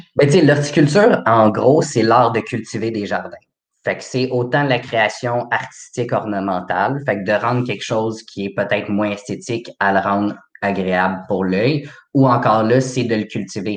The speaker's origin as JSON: {"language": "French", "town": "Laval", "region": "Quebec", "country": "Canada", "said": "je viens de Laval."}